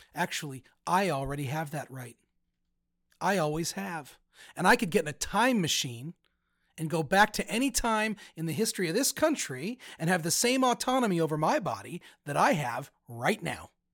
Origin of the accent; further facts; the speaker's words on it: United States; now in Cincinnati, United States; as an American